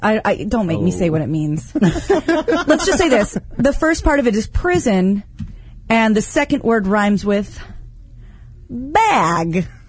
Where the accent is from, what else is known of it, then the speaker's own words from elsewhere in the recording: Kansas, United States; Now, I'm from Kansas.